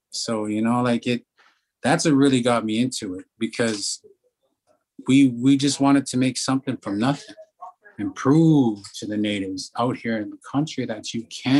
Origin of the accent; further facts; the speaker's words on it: Alberta, Canada; we're from Hobie, Alberta